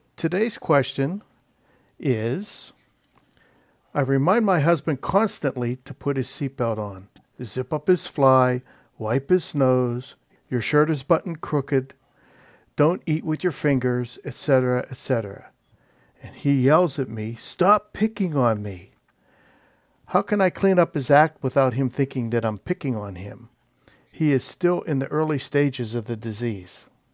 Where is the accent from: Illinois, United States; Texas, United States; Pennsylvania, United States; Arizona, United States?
Pennsylvania, United States; Pittsburgh; I'm from Pittsburgh